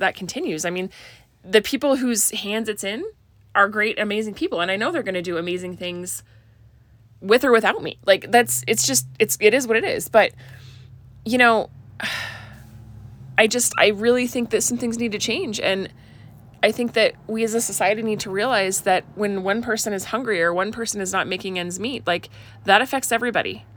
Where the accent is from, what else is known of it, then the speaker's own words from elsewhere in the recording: Oregon, United States; moved away; I grew up in Oregon